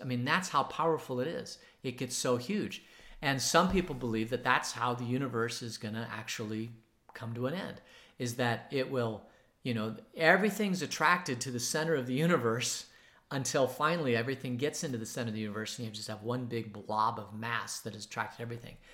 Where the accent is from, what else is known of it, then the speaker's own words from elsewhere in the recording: Phoenix, Arizona, United States; now in Tucson, United States; where I was growing up in Phoenix, it was downtown Phoenix